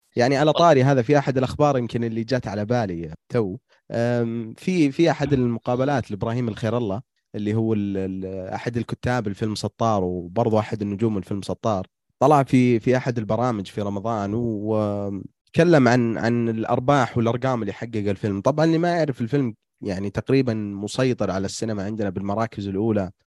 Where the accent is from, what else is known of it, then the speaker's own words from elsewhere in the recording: Saudi Arabia; إحنا كسعوديين